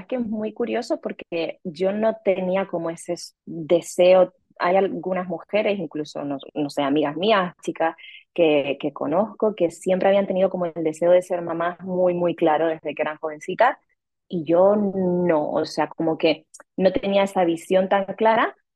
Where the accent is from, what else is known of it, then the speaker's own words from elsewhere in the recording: Canary Islands, Spain; also born or lived in Madrid, Spain / Mexico City, Mexico; now in Rome, Italy; soy canaria española